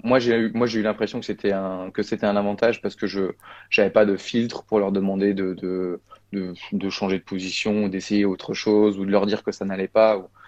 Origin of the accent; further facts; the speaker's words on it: Vosges, Grand Est, France; also born or lived in Paris suburbs; now in Bordeaux, France; Je suis originaire des Vosges